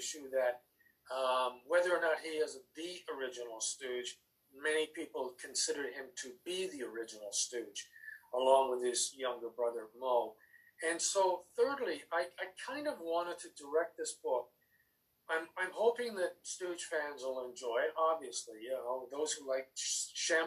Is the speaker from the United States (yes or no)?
no; Canada; also born or lived in England; When I was five, my mother and I hopped on a boat and we moved from England to Canada, where my father was already waiting for us